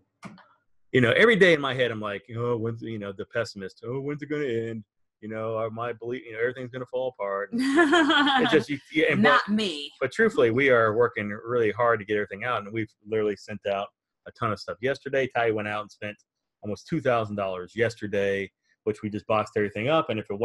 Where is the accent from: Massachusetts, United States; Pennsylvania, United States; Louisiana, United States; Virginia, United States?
Virginia, United States; we're from Virginia, so I think that's kind of considered South